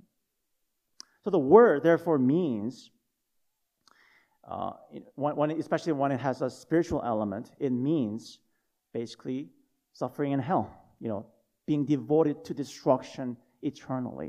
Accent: South Korea; moved away; When I was growing up in Korea, when I was little

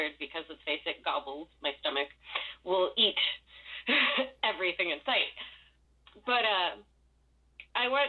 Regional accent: Los Angeles, California, United States; I was born in East LA, raised in the Valley

